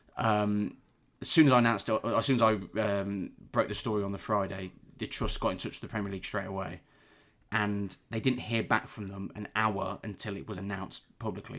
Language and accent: English; Warwick, West Midlands, United Kingdom; I'm from Warwick. I live in Warwick, always have done.